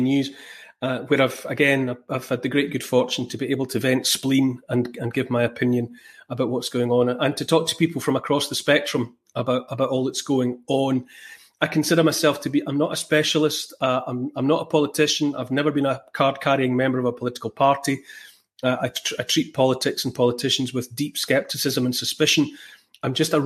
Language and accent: English; Dumfries, Scotland, United Kingdom; also born or lived in Glasgow; Mostly grew up down in the southwest in a place called Dumfries, near the English border.